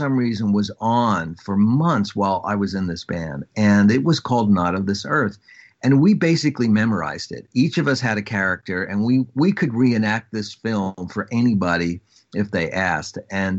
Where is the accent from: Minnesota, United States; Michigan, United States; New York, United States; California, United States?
New York, United States; Long Island; Well, I am from Long Island, and, you know, for most parts of the country, it's another planet.